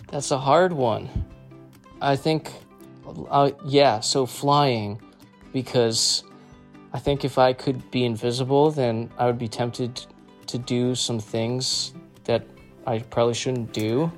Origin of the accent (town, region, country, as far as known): Nutley, New Jersey, United States; born or raised there